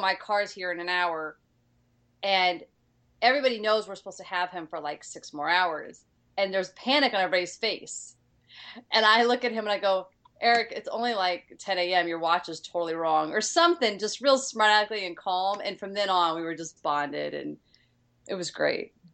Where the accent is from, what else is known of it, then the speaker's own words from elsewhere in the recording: East St. Louis, Illinois, United States; moved away as an adult; also born or lived in New York; now in Los Angeles, United States; I grew up in East St. Louis, which is very much um, I, I, always call it ghetto country